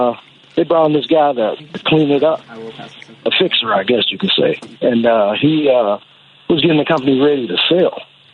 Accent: Mississippi, United States; I grew up in Mississippi.

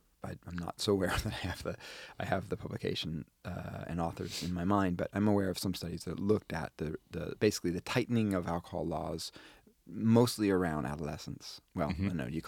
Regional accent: Wisconsin, United States; moved away; When I was growing up in Wisconsin.

